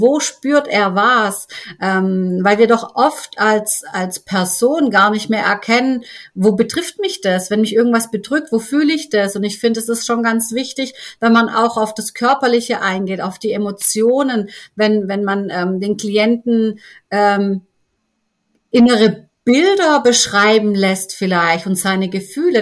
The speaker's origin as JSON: {"language": "German", "town": "Stuttgart", "region": "Baden-Württemberg", "country": "Germany", "said": "komme auch aus Stuttgart"}